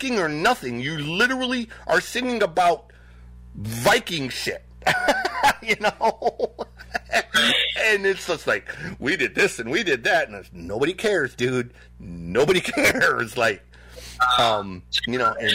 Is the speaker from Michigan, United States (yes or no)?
yes; Detroit, Michigan, United States; also born or lived in California; I'm from Detroit